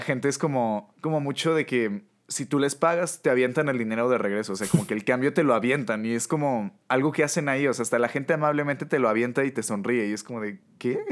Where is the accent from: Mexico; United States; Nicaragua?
Mexico